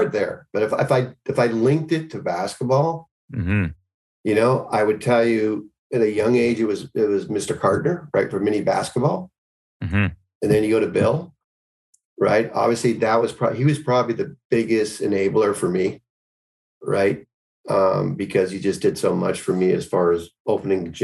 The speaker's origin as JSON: {"language": "English", "town": "Richmond", "region": "British Columbia", "country": "Canada", "moved": "as an adult", "lives_now": "United States", "said": "I'm Canadian."}